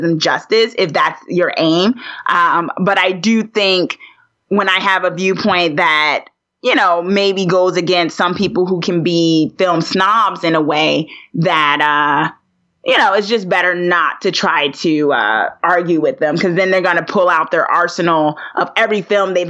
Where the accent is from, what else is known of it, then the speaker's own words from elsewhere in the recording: Newark, New Jersey, United States; I'm a girl from Jersey, born and raised Newark, New Jersey